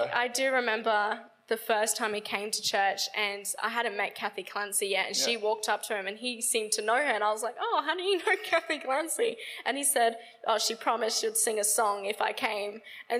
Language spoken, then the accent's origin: English; England, United Kingdom; now in Australia; I was born in England